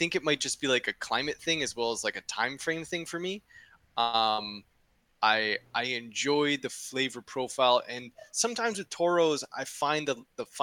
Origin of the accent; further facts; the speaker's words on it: Western Canada, Canada; I am Canadian, but I speak French. But almost the farthest away you can get from French Canada possible. I'm on the farthest west side of Canada